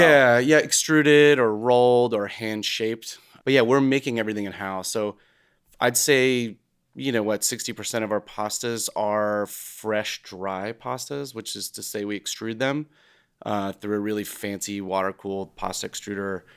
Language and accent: English; United States; growing up as an American